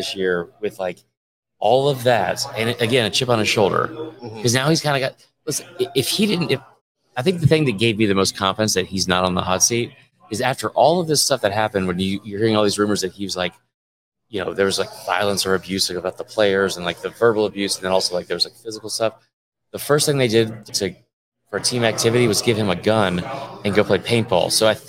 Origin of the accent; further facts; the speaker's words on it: Southern US, United States; We're not big J journalists. We love college football. We grew up in the South.